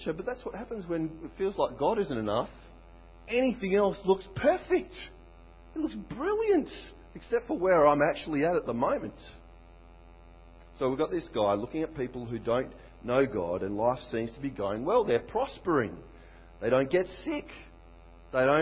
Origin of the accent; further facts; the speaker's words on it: Australia; I'm Aussie.